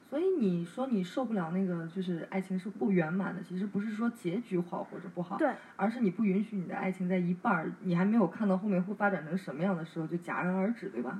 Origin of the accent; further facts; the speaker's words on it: China; 我们中国人